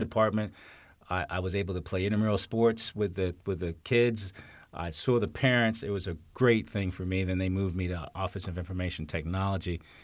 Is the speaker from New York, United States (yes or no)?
yes; New York City, New York, United States; also born or lived in Essex County, New Jersey / Maryland / James City County, Virginia; now in Fairfax County, United States; I grew up in New York City, uh, lived in New Jersey